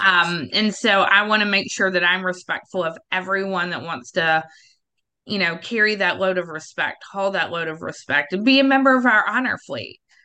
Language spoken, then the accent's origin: English; the South, United States; I'm from the South